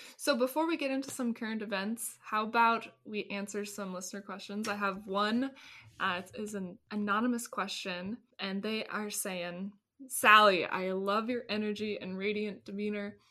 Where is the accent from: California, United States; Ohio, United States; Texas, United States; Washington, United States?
California, United States; Ventura; growing up in Ventura